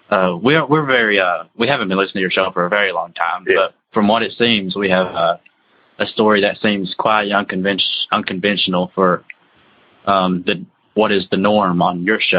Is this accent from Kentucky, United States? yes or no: yes; Eastern Kentucky, United States; me and Matt are brothers, and we are originally from Eastern